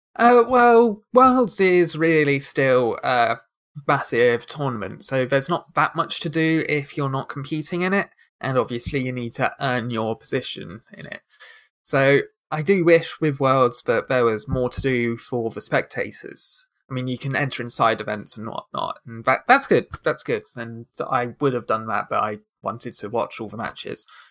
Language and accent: English; United Kingdom; I am very British